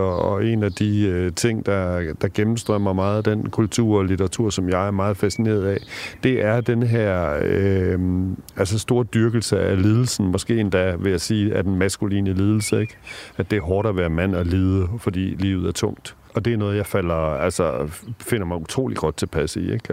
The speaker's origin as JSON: {"language": "Danish", "country": "Denmark", "tie": "born or raised there", "said": "i villaen derude i Rigskrup, hvor jeg voksede op"}